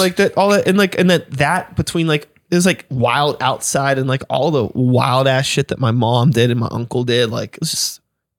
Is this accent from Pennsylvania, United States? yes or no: yes; Wilkinsburg, Pennsylvania, United States; I grew up in Wilkinsburg. So I'm like in the like inner city, you know what I mean?